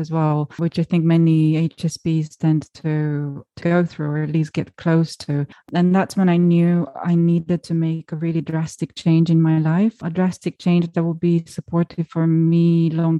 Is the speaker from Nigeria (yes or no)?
no; Romania; my home country of Romania